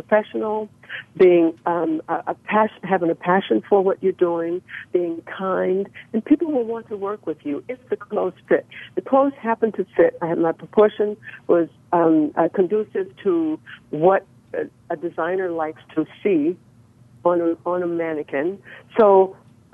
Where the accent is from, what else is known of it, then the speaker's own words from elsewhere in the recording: Nashville, Tennessee, United States; moved away as an adult; also born or lived in Japan / Europe; now in Los Angeles, United States; I was born and raised in Nashville, Tennessee